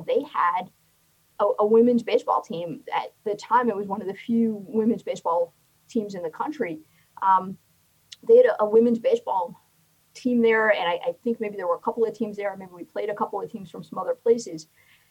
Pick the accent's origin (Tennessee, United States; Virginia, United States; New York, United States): New York, United States; also born or lived in Oceanside, New York; now in Washington D.C. area, United States; I grew up in New York. And when I was a kid back in the early 70s, you know, I played locally. We moved to a town in New York, Oceanside, New York, when I was in the fourth or fifth grade